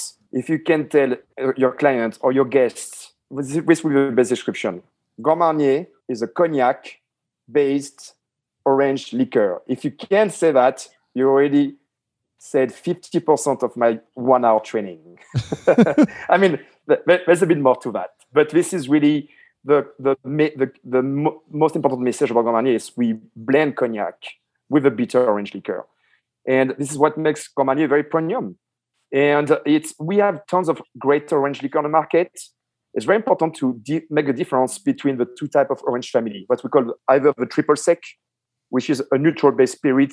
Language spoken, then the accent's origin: English; France; I grew up myself in France